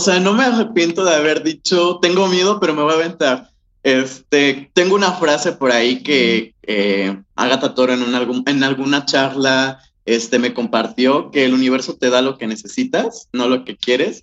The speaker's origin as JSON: {"language": "Spanish", "town": "Jojutla", "region": "Morelos", "country": "Mexico", "moved": "as an adult", "lives_now": "Cuernavaca, Mexico", "said": "yo soy de Jojutla, soy, del sur del estado de Morelos, pero yo ya estaba viviendo aquí en Cuernavaca"}